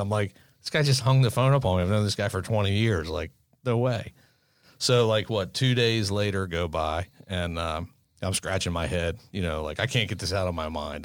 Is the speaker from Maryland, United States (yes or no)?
yes; Maryland, United States; we're from Maryland.